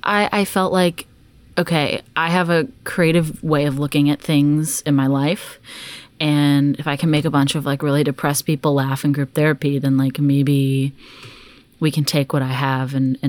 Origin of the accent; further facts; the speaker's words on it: Dallas, Texas, United States; Yeah. So I'm actually originally from Dallas, Texas. I've moved all over like my whole life.